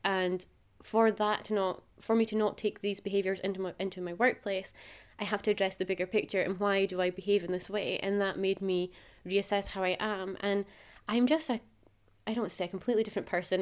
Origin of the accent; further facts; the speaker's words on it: Macduff, Scotland, United Kingdom; moved away; I'm originally from Macduff, which is quite a traditional small town.